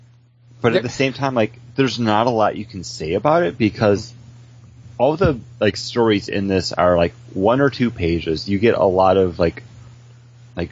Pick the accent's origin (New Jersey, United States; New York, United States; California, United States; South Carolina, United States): New York, United States; Buffalo; now in Orlando, United States; I'm a New Yorker. I mean, spent my entire life in Buffalo